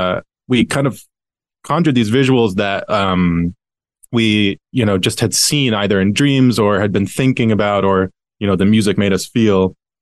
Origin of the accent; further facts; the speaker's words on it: New York, United States; first of all, being a New Yorker, like you kind of yearn for something that feels like old New York.